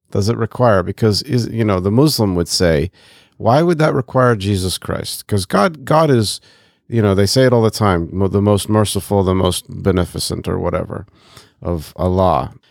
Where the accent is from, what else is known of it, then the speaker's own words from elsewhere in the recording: Côte d’Ivoire; I grew up in West and Central Africa, so I literally walked past a mosque to going to school every day when I was in the Ivory Coast.